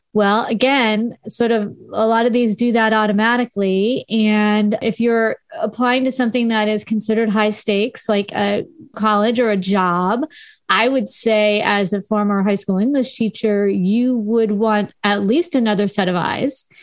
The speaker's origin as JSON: {"language": "English", "region": "Southern California", "country": "United States", "tie": "born or raised there", "accent": "Valley Girl", "said": "I am a valley girl. I grew up in Southern California"}